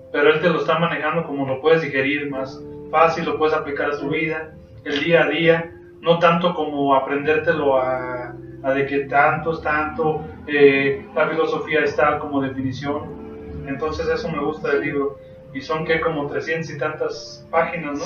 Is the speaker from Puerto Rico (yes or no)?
no; Lagos de Moreno, Jalisco, Mexico; los que somos de aquí de Laos de Moreno